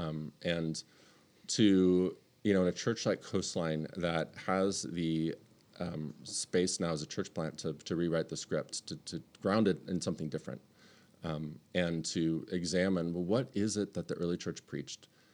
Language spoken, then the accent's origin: English; United States; as American Western Christians